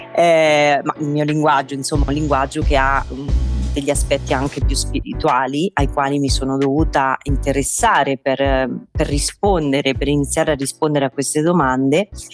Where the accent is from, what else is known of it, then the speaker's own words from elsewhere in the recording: Marche, Italy; io sono oh, base nelle Marche, ho scelto di, di restare nel, nel, mio paesino